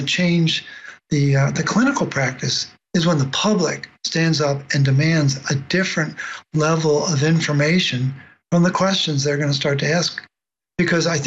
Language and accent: English; Baltimore, Maryland, United States; I grew up in Baltimore